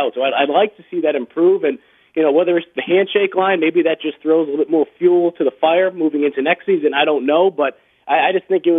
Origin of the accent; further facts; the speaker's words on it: Boston, Massachusetts, United States; moved away as an adult; also born or lived in Mississippi; growing up in Boston